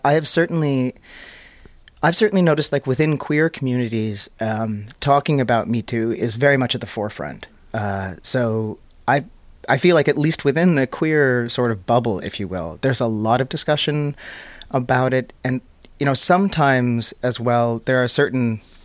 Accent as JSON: {"language": "English", "country": "Canada", "tie": "born or raised there", "moved": "as an adult", "lives_now": "Finland", "said": "I grew up in Canada."}